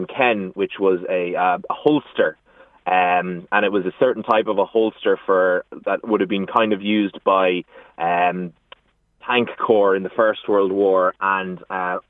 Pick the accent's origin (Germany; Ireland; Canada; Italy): Ireland; Clonmel, Munster; now in Meath, Ireland; I'm originally from Tipperary in Clonmel